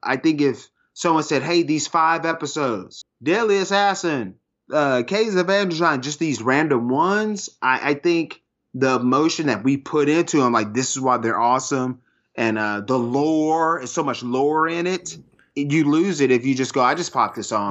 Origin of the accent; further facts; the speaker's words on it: United States; an American dude